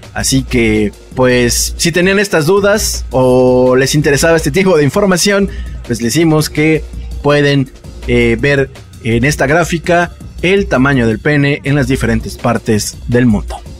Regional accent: Guadalajara, Jalisco, Mexico; soy de Guadalajara

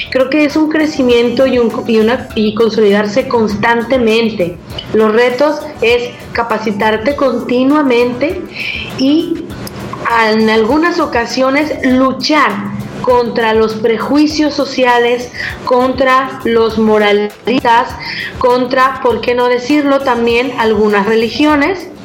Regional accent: Mexico; como más atlecos o como mexicanos

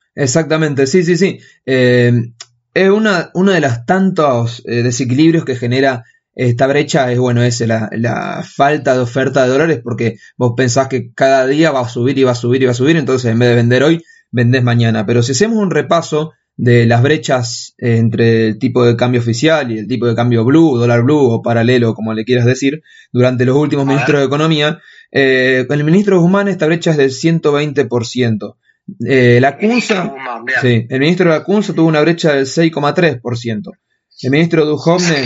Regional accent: Argentina; en este país nada cambia, hacemos siempre lo mismo

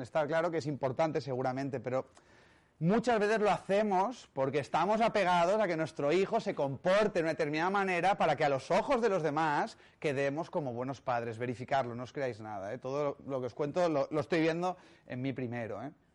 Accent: Catalonia, Spain; soy catalán

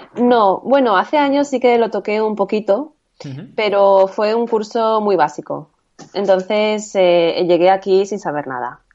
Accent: Valencia, Valencian Community, Spain; soy de Valencia

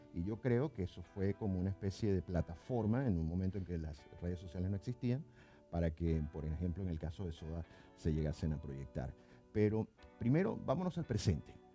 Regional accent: Venezuela; now in Buenos Aires, Argentina; en, Venezuela, en mi país de origen

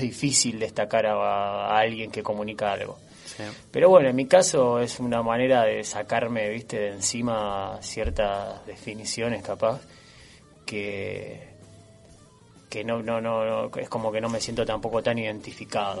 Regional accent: Tablada, Buenos Aires Province, Argentina; also born or lived in Monte Grande; Nací en Monte Grande, pero me crié en Tablada

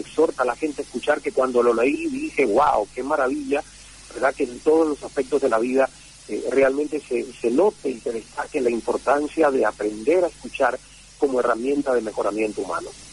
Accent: Santiago de Cuba, Cuba; moved away as an adult; la emisora provincial de Santiago de Cuba, donde yo nací y crecí

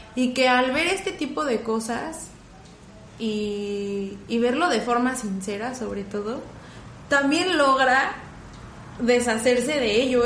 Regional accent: Mexico; yo soy una chica mexicana, bajita, robustita

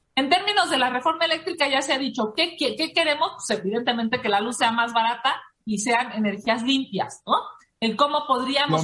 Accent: Mexico City, Mexico; yo soy de la Ciudad de México, yo estoy aquí de manera permanente

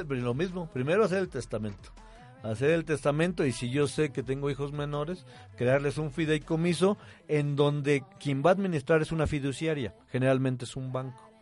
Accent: Mexico; no lo teníamos a lo mejor como mexicanos

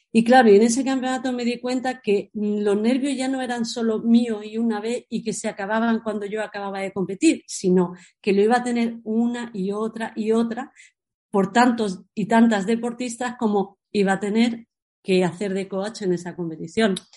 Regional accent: San Pedro, Spain; also born or lived in Paris, France / Granada / Barcelona; yo me siento de San Pedro

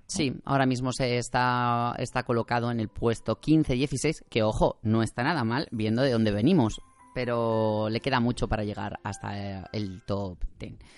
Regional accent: Spain

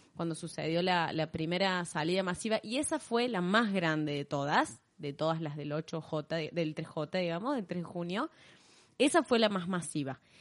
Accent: Córdoba, Argentina; accent: tonada cordobesa; nuestra tonada cordobesa

